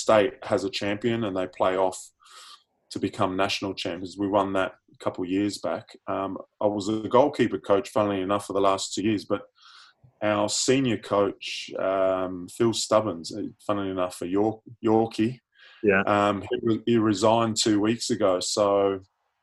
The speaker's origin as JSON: {"language": "English", "town": "Sydney", "region": "New South Wales", "country": "Australia", "also_born_or_lived": "United Kingdom", "moved": "yes", "lives_now": "Adelaide, Australia", "said": "I'm an honorary South Australian now, I'm originally from Sydney"}